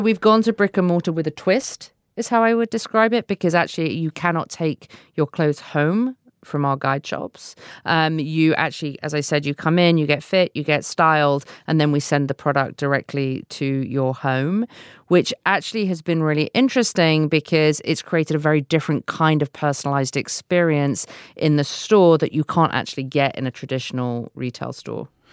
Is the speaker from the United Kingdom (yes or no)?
yes; United Kingdom; now in United States; a British person living in the U S